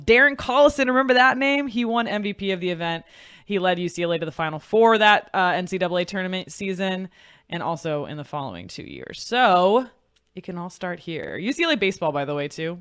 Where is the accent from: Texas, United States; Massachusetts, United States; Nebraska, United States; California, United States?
California, United States; Pleasanton; which is where I went to high school in Pleasanton, California